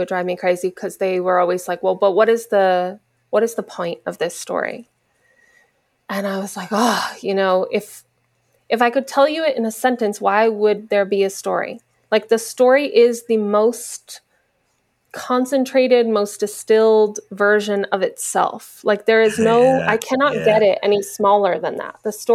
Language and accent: English; New Jersey, United States; now in Los Angeles, United States; New Jersey, where I grew up